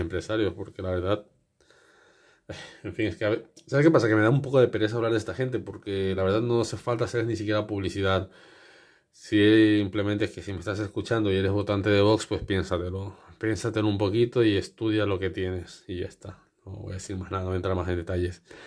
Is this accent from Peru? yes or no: no; Spain; porque yo también soy español